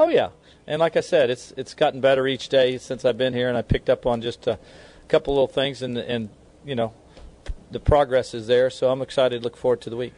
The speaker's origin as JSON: {"language": "English", "town": "Kansas City", "country": "United States", "tie": "born or raised there", "moved": "yes", "said": "I was born and raised in Kansas City"}